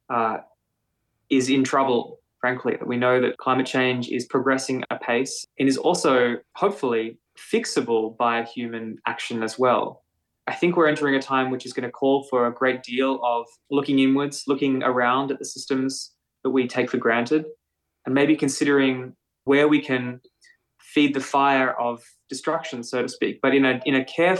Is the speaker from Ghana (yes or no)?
no; Melbourne, Victoria, Australia; I grew up in Melbourne in North Fitzroy, so north of where we do our residency in Fitzroy proper.